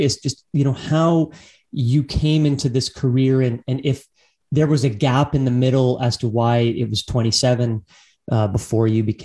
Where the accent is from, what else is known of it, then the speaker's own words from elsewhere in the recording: Abbotsford, British Columbia, Canada; I grew up in Abbotsford